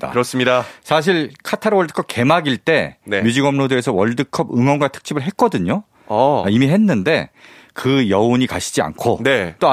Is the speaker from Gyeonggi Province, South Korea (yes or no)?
yes; Bucheon, Gyeonggi Province, South Korea; 제가 또 부천 출신이거든요.